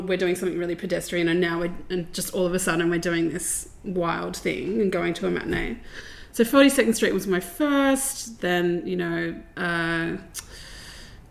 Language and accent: English; Sydney, New South Wales, Australia; I grew up in southwestern Sydney